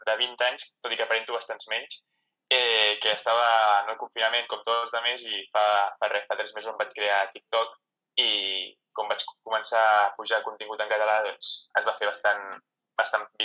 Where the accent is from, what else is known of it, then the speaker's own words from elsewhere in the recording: Spain; No, bàsicament perquè o sigui, el català és la meva llengua materna, la llengua que parlo a casa, la llengua que parlo amb els meus amics